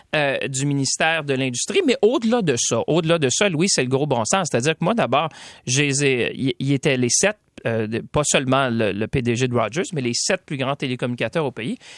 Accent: Shawinigan, Quebec, Canada; je viens de, des régions de Shawinigan.

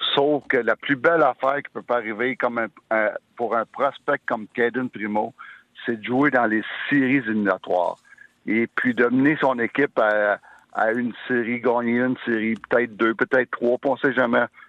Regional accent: Sherbrooke, Quebec, Canada; je viens de Sherbrooke

